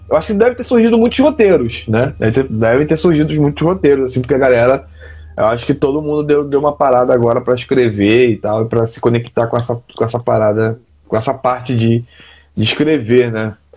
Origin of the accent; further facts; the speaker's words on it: Duque de Caxias, Rio de Janeiro, Brazil; eu sou lá da Baixada Fluminense, lá de Duque de Caxias